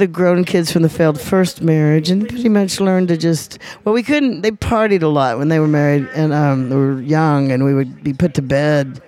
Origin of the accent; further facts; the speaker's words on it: Little Rock, Arkansas, United States; moved away as an adult; also born or lived in Pine Bluff, Arkansas / Memphis, Tennessee; now in Toulouse, France; I started off in Little Rock, Arkansas, born in Pine Bluff